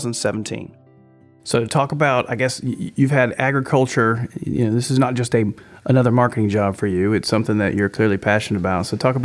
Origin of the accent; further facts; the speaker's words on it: Hinesville, Georgia, United States; I grew up in Hinesville